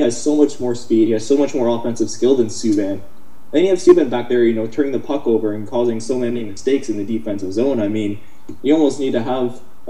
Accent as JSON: {"language": "English", "town": "Ottawa", "region": "Ontario", "country": "Canada", "said": "I'm from Ottawa"}